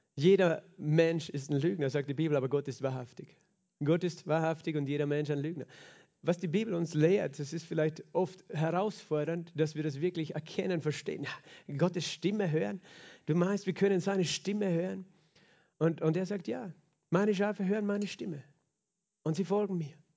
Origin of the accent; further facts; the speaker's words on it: Klagenfurt, Carinthia, Austria; wir gerne am See sind, als Kärntner, als Klagenfurter